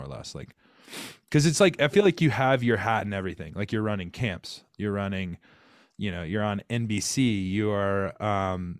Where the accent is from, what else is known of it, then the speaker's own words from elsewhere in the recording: Rock Hill, South Carolina, United States; I'm from Rock Hill, South Carolina, born and bred.